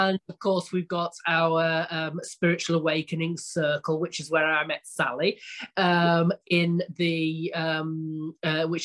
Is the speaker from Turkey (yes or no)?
no; England, United Kingdom; now in Italy; I'm actually obviously English, but you can tell by my accent